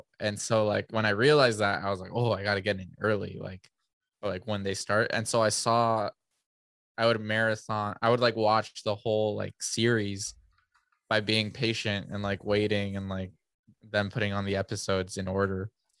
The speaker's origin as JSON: {"language": "English", "town": "San Diego", "region": "California", "country": "United States", "tie": "born there", "said": "No, I was born in San Diego. Yeah."}